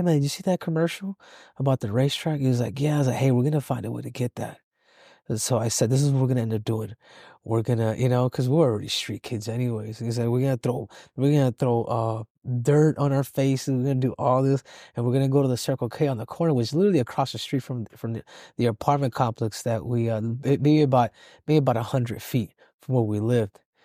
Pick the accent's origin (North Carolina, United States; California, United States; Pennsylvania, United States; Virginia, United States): California, United States; Los Angeles; I was born in, uh, in South Central L